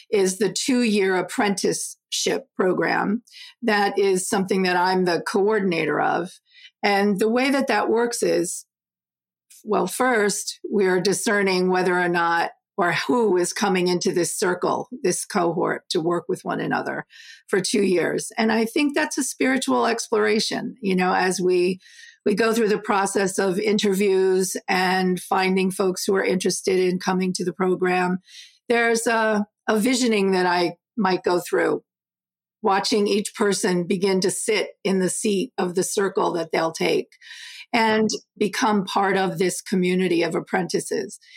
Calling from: Southbury, Connecticut, United States; Connecticut, Southbury, Connecticut, with a lovely little snow cover this morning.

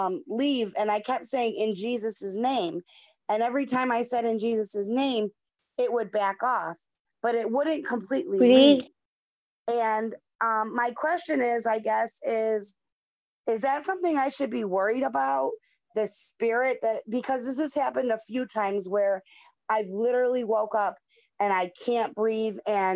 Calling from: Cleveland, Ohio, United States; I'm watching from Cleveland, Ohio.

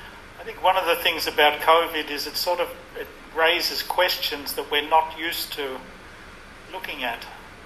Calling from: Fitzroy, Victoria, Australia; I'm speaking from Fitzroy.

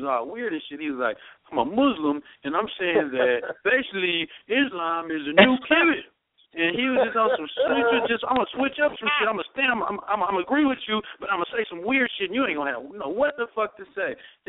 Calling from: North Hollywood, California, United States; I'm calling from North Hollywood, California.

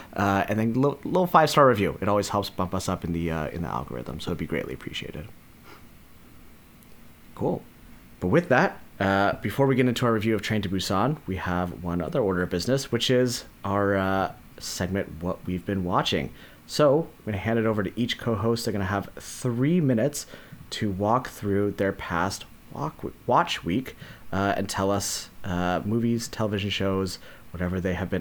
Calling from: Portland, Oregon, United States; calling in from Portland, Oregon.

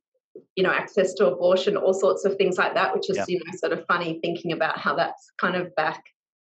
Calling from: Victoria, Australia; I'm joining from Wurundjeri country and all the way diagonally down the other corner of Australia

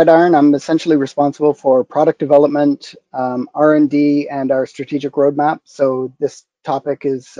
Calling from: London, Ontario, Canada; London, Ontario, Canada, where I've been for 20 years.

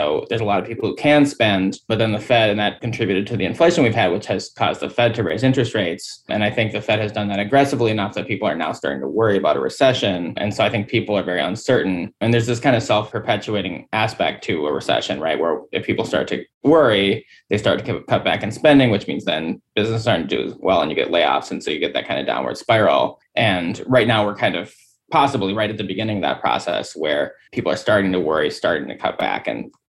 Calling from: Washington, District of Columbia, United States; I'm here in Washington, D.C.

